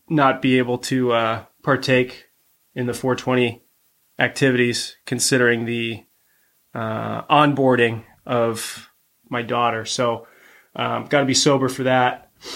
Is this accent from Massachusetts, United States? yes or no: no; Cleveland, Ohio, United States; my hometown company team, the Cleveland Cavaliers